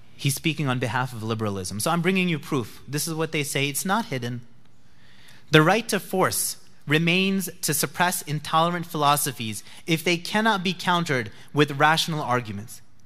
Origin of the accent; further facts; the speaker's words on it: New Jersey, United States; I'm from New Jersey.